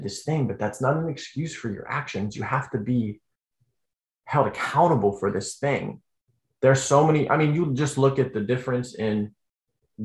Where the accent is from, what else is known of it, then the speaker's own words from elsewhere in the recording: Denver, Colorado, United States; my hometown of Denver